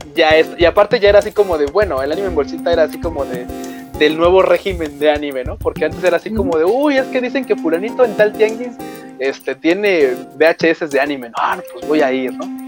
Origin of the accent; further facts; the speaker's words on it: Mexico; sí vengo de México, de donde estafan y hay mafia y todo